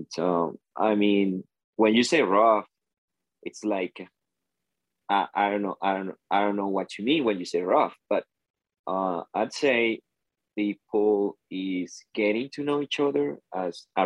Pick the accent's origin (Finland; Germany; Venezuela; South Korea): Venezuela; I'm from Venezuela.